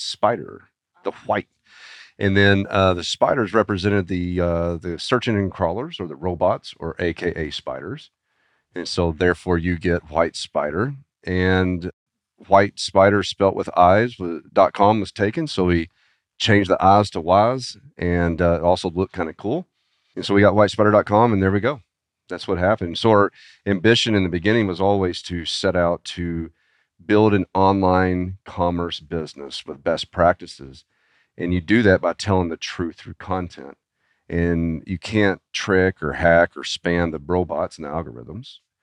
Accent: Arkansas, United States; I was born and raised in Arkansas

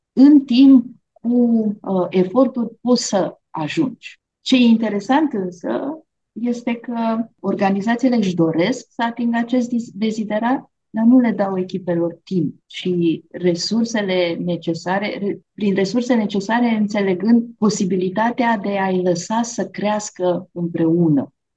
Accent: Romania; Noi, de exemplu, România, suntem un popor

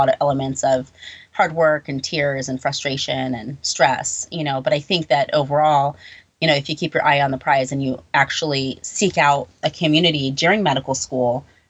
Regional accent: California, United States; now in New York, United States; You know, I moved from California to New York.

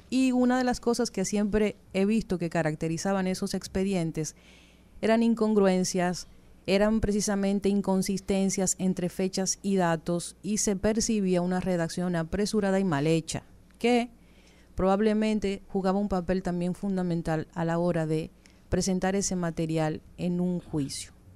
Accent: Dominican Republic; nosotros como dominicanos

